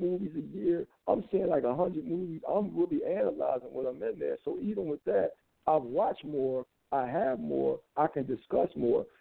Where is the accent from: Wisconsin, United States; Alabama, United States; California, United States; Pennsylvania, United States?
Pennsylvania, United States; Philadelphia; I grew up in Philadelphia during the 70s